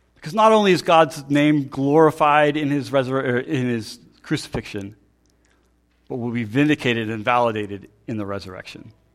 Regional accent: Pennsylvania, United States; I'm from Pennsylvania

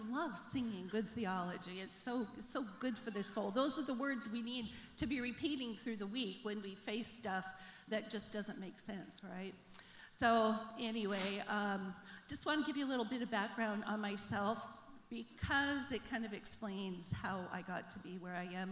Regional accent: Bremerton, Washington, United States; moved away as an adult; also born or lived in Africa / Russia; I'm from Bremerton. I grew up during the Cold War

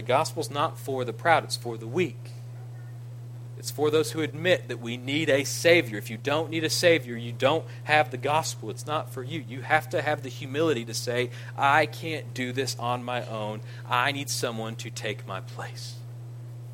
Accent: Ira, United States; I'm from Ira

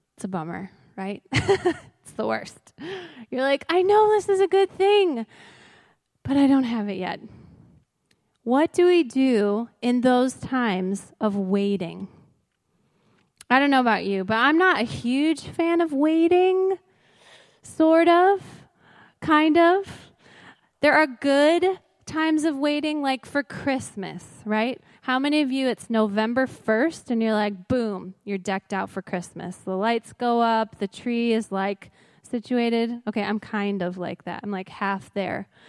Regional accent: Crystal Lake, Illinois, United States; I grew up near here in Crystal Lake

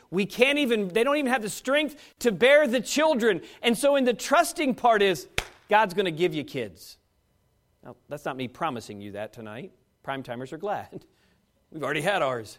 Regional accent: United States

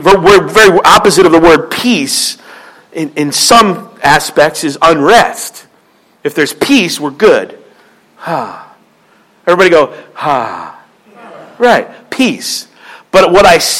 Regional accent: Philadelphia, Pennsylvania, United States; moved away; I'm from Philly

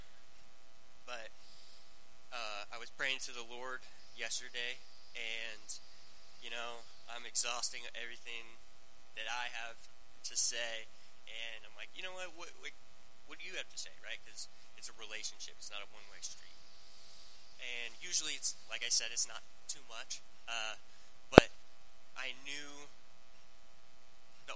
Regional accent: Gretna, United States; I grew up in Gretna, Class A, so the high school youth group that I had was like 10 people

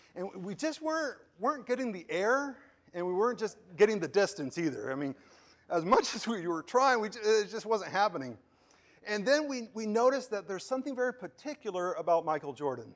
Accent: Puerto Ordaz, Bolívar, Venezuela; moved away; I was, uh, a young kid living, growing up in Venezuela and, uh, the city of Puerto Ordaz

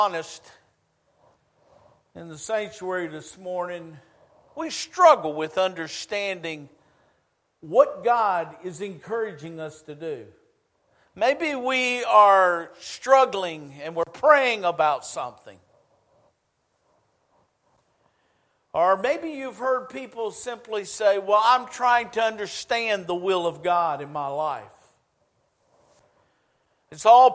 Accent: United States; moved away as an adult; now in Shelby, United States; I grew up on the Chesapeake Bay.

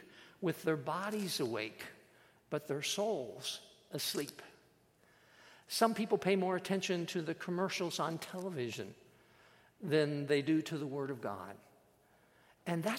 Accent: Iowa, United States; I was born and raised in Iowa

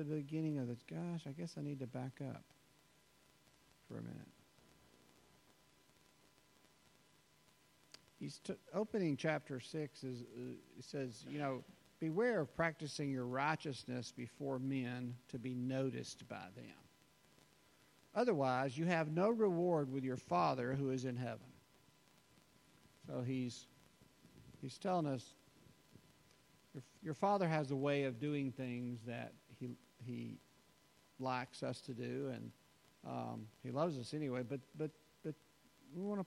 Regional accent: the South, United States; as American Christians and being raised in the South

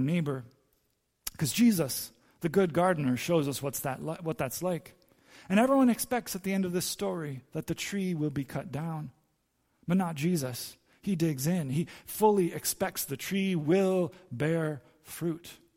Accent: Santo Domingo, Distrito Nacional, Dominican Republic; I grew up in Santo Domingo, and our yard in Santo Domingo in the D R was full of fruit trees

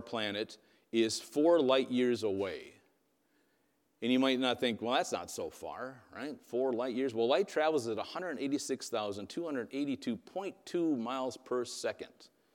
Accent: Wisconsin, United States; first language English; I grew up in Wisconsin.

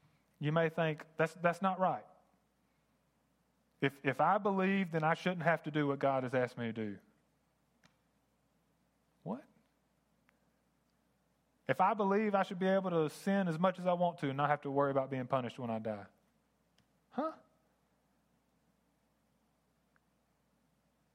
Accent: United States; I grew up in America.

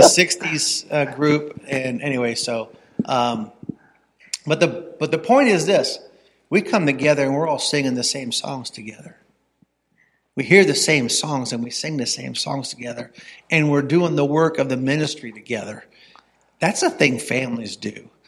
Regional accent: Ravenna, Ohio, United States; I grew up in Ravenna. I went to Ravenna High School.

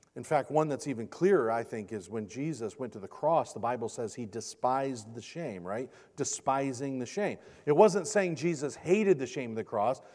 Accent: Michigan, United States; this is my home state, home state of Michigan

